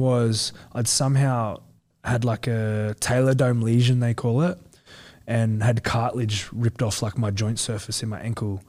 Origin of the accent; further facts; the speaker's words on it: Central Coast, New South Wales, Australia; I'm from the Central Coast